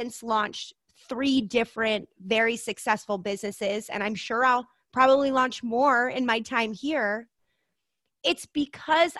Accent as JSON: {"language": "English", "region": "Maryland", "country": "United States", "tie": "born or raised there", "also_born_or_lived": "Montana / Denver", "moved": "as an adult", "lives_now": "Idaho, United States", "said": "I had an amazing childhood, growing up in Maryland, surrounded by incredible family"}